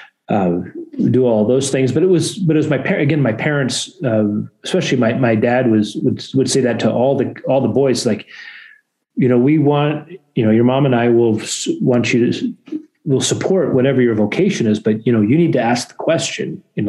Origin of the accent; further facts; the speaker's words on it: Corvallis, Oregon, United States; also born or lived in San Diego; I grew up in Corvallis.